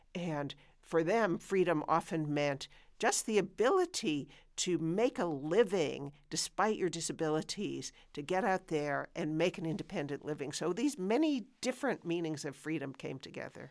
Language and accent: English; United States; as an American